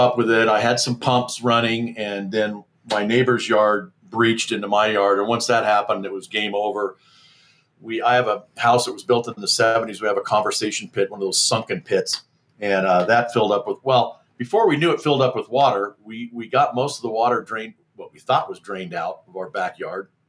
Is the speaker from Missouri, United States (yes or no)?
no; Southern California, United States; moved away as an adult; also born or lived in Carlsbad, California; now in Mammoth Lakes area, United States; born and raised in Southern California